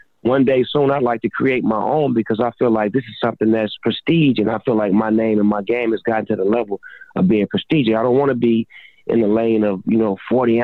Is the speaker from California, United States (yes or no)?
yes; Long Beach, California, United States; I grew up a Laker fan growing up in Long Beach